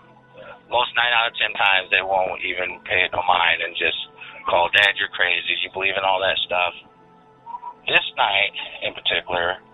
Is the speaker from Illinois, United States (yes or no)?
yes; Central Illinois, United States; I'm from Central Illinois